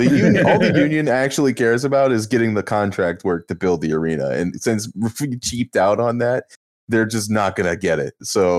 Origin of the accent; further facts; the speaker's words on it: Canada; Well, I'm Canadian.